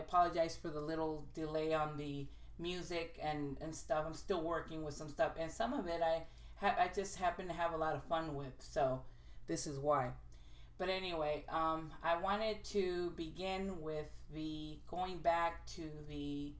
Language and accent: English; Brownsville, Texas, United States; moved away as an adult; now in North Carolina, United States; I grew up bilingual back in Texas.